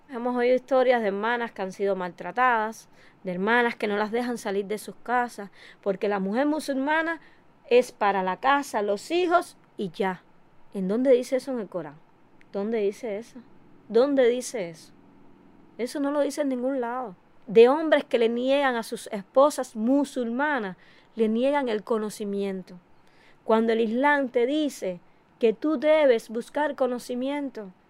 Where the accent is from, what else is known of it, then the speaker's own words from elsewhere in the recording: Cuba; yo no soy árabe, yo sigo siendo cubana, latina, pero musulmana